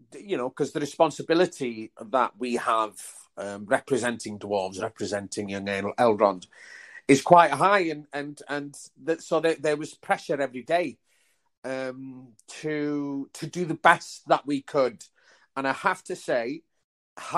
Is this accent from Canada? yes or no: no; Wales, United Kingdom; growing up in Wales, before mobile phones